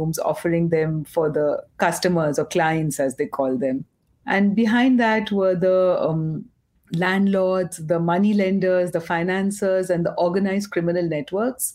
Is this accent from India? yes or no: yes; Kolkata, West Bengal, India; also born or lived in Mumbai; I grew up in Calcutta